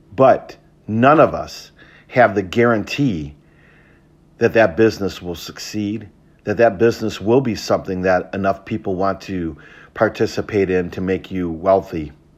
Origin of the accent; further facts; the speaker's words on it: Traverse City, Michigan, United States; I grew up in Traverse City, Michigan in the nineteen seventies and eighties.